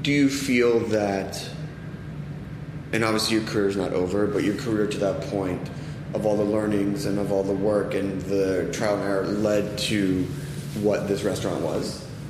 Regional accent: East Coast, United States; now in Los Angeles, United States; I'm from the East Coast.

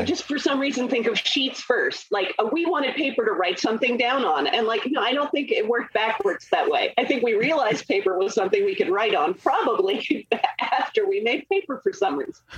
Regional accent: Scotland, United Kingdom; I'm Scottish

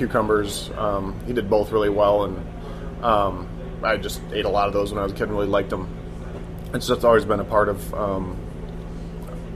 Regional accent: Ann Arbor, Michigan, United States; also born or lived in Virginia / New York City; now in San Francisco, United States; I was born in Ann Arbor, Michigan, and lived there, spent basically young years between there, Virginia for a little while, and then my parents split when I was like 5, so my dad moved to New York City, and my mother was still in Michigan, so it was back and forth between those two basically through childhood

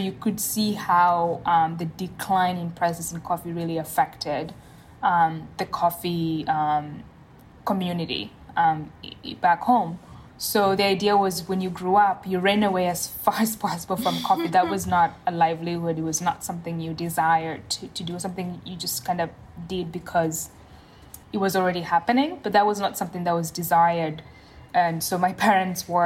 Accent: Kenya; now in United States; Yeah, so I grew up in Kenya on my grandfather's coffee farm

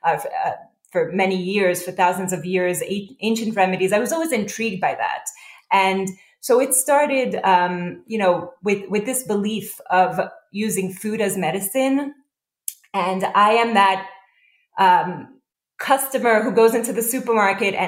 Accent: New York City, New York, United States; also born or lived in Israel; I grew up in Israel as well as here in Brooklyn, New York.

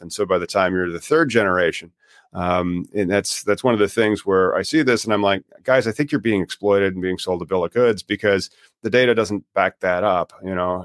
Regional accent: Illinois, United States; my home state here in Illinois

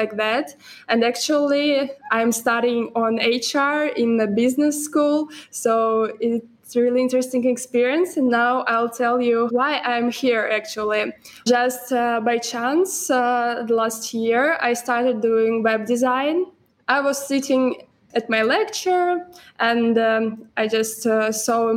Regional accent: Moscow, Russia; I'm from Russia, Moscow

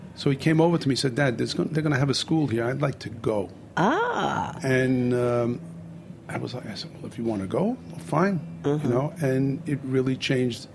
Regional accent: New York City, New York, United States; also born or lived in Bay Ridge, Brooklyn; So I grew up in Bensonhurst, Brooklyn.

